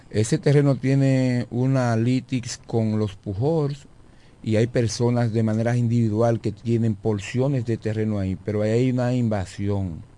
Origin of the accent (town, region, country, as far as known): Villa Hermosa, La Romana, Dominican Republic